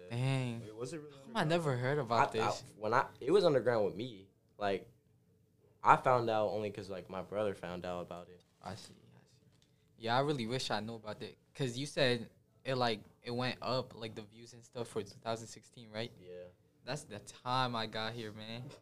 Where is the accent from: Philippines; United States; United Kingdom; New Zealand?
Philippines; moved away; and plus, I was born in the Philippines.